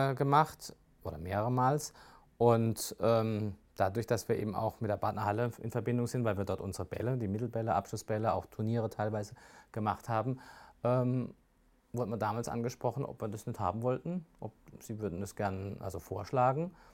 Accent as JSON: {"language": "German", "town": "Rastatt", "region": "Baden-Württemberg", "country": "Germany", "tie": "born or raised there", "also_born_or_lived": "Offenburg", "said": "Also ich muss schon sagen, Rastatt ist meine Heimat. Ähm, ich bin in Offenburg geboren, bin aber mit drei oder vier nach Rastatt gekommen durch meine Eltern."}